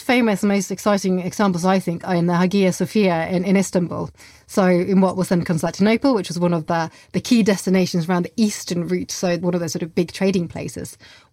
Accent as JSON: {"language": "English", "country": "Norway", "tie": "born or raised there", "moved": "yes", "lives_now": "England", "said": "I grew up in Norway"}